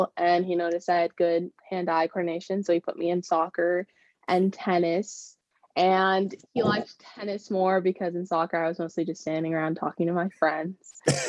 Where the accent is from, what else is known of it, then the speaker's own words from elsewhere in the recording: El Segundo, California, United States; also born or lived in Florida / Arizona; I am from California. I grew up in El Segundo, and I moved around a lot, but my hometown is definitely El Segundo.